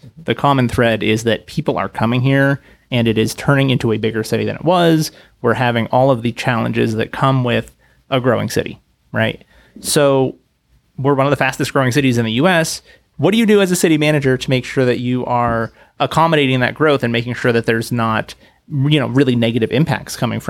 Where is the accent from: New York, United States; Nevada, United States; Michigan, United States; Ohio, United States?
Nevada, United States; Reno; I grew up in Reno, and then I lived in bigger cities that had more dense downtowns